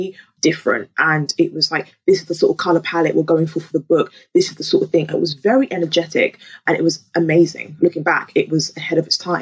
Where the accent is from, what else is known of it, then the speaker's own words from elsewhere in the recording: London, United Kingdom; also born or lived in Lagos, Nigeria; I grew up in Peckham